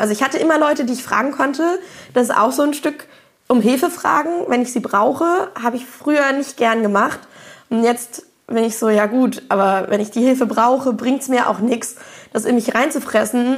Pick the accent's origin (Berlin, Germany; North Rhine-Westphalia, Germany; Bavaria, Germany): Berlin, Germany; ich komme aus Berlin